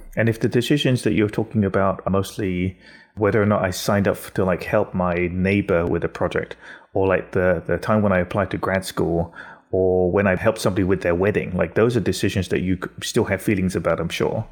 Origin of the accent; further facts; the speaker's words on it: England, United Kingdom; Growing up in England is a very particular kind of whiteness